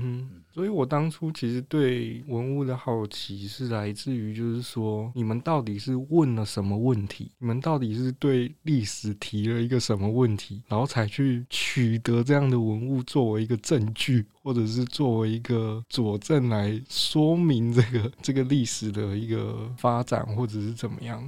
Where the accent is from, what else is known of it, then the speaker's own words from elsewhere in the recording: Pingtung County, Taiwan; 我是屏东人，那个等车都是一个小时一班